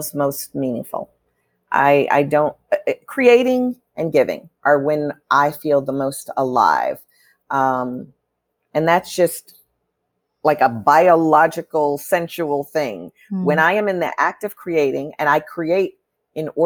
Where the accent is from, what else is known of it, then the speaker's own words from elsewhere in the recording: Chicago, Illinois, United States; when I grew up in Chicago, my family always took in immigrant families